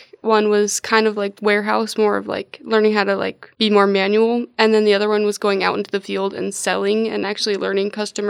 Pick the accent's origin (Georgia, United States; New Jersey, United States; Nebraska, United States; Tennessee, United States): Nebraska, United States; West Point; West Point, Nebraska.